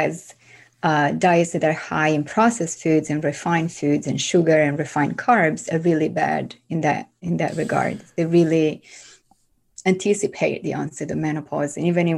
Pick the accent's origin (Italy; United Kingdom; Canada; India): Italy; moved away as an adult; also born or lived in France; now in New York, United States; growing up in Italy